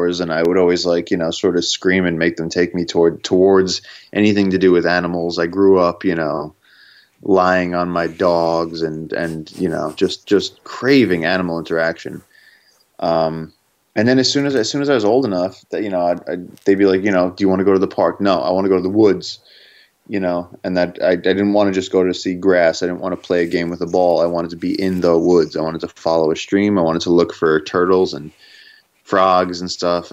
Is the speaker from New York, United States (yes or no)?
yes; New York City, New York, United States; I'm from Brooklyn